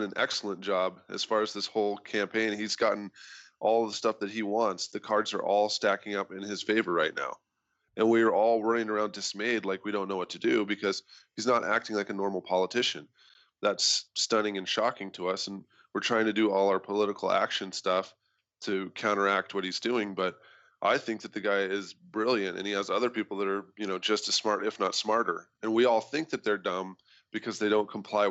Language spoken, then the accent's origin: English; Idaho, United States; growing up in Idaho